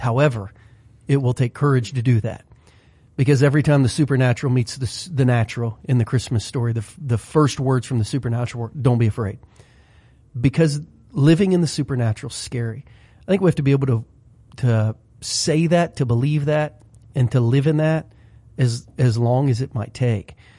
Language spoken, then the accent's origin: English; Southern Ohio, United States; growing up in Southern Ohio for seventeen, eighteen years